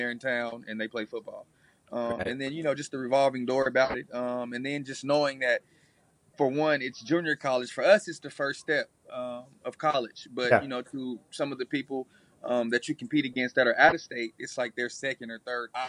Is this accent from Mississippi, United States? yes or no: no; Nebraska, United States; You know, I grew up in Nebraska. You know, in the Nebraska realm, you know, we wore Nebraska colors.